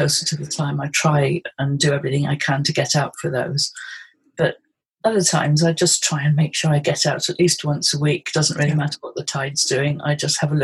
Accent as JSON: {"language": "English", "area": "Pembrokeshire", "region": "Wales", "country": "United Kingdom", "tie": "born or raised there", "moved": "yes", "lives_now": "Surrey, United Kingdom", "said": "But I was brought up in Pembrokeshire, and I was brought up by the sea"}